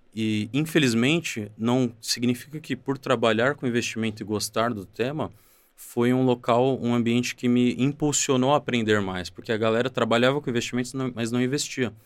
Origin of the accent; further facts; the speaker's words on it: São Paulo, Brazil; eu vim do João 23, uma favela da Zona Oeste de São Paulo, onde cresci, estudei a minha vida toda